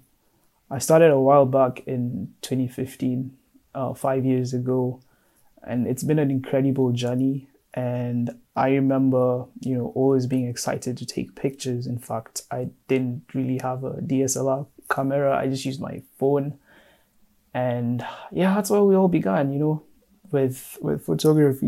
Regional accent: Kenya; now in Madison, United States; I am currently based in Madison, Wisconsin, but I am Kenyan. Shout out to the 254, that's my home

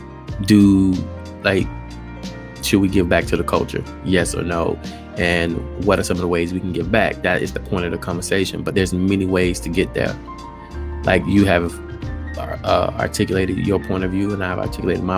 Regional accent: Alabama, United States; moved away; I'm from Alabama

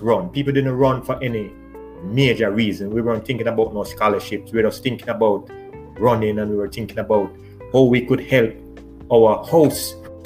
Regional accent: Kingston, Jamaica; also born or lived in Seaview Gardens; growing up in Almanton, I was always running.

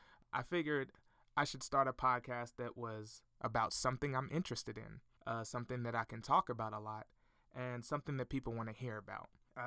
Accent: Fort Smith, Arkansas, United States; I'm from Fort Smith, Arkansas.

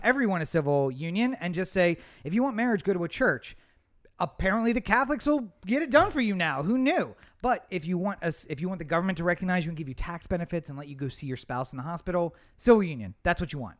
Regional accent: Eastern Shore, Maryland, United States; I grew up on the Eastern Shore

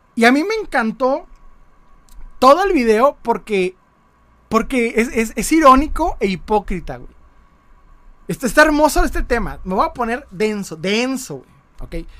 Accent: Mexico; como buen mexicano

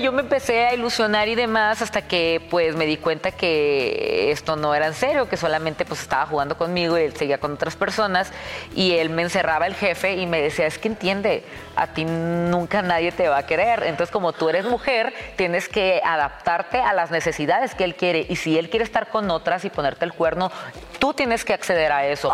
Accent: Tijuana, Baja California, Mexico; moved away as an adult; now in Mexico City, Mexico; Yo soy de Tijuana, yo toda mi vida he vivido en Tijuana, hasta ahora que ya tengo tres años o cuatro años aquí en la Ciudad de México

